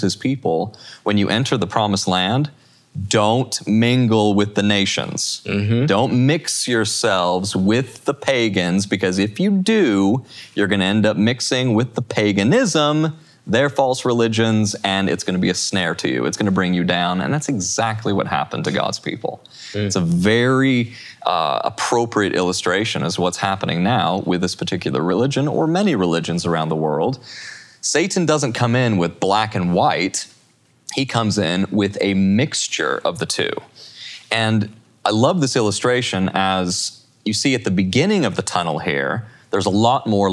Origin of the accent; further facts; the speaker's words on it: Utah, United States; I'm from Utah